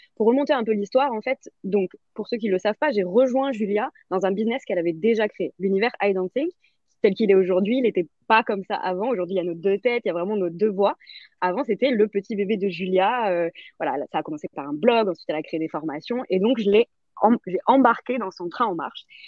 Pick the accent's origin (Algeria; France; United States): France; chez nous en France